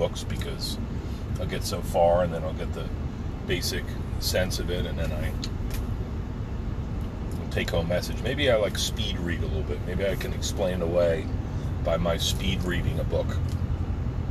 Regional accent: New Jersey, United States; back on the block growing up in New Jersey

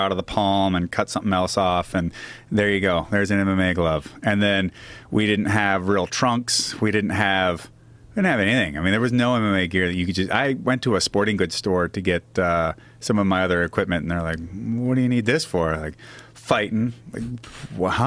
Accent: Seattle, Washington, United States; moved away as an adult; also born or lived in Missoula, Montana / Southern California; I'm from Ballard

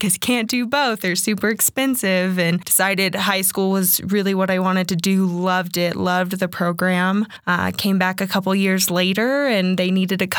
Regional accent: Texas, United States; now in Colorado, United States; I'm actually from Texas originally.

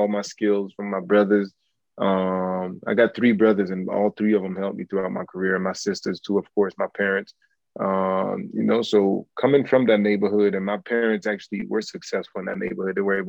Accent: Montreal, Quebec, Canada; I'm from Parc Ex, where you got to be mentally tough to be successful

